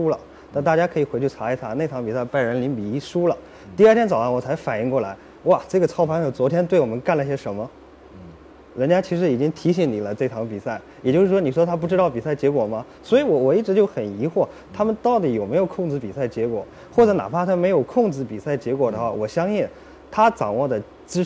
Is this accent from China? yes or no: yes; Jiangsu, China; 江苏人，